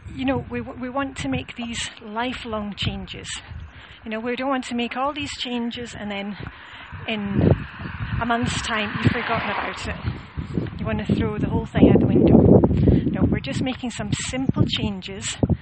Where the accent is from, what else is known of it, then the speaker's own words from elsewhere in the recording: Scotland, United Kingdom; I'm Scottish